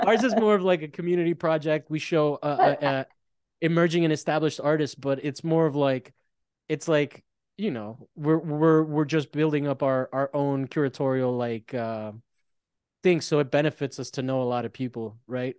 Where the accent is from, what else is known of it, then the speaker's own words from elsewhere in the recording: Italy; moved away; I grew up in Italy, and there was a huge pro, heroin problem